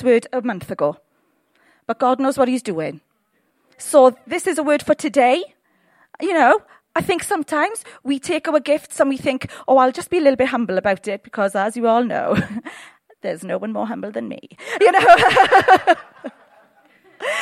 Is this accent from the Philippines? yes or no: no; United Kingdom; We're very British.